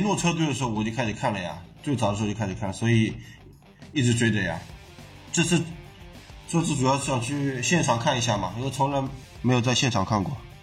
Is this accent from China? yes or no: yes; Shanghai, China; 我就是本地的上海人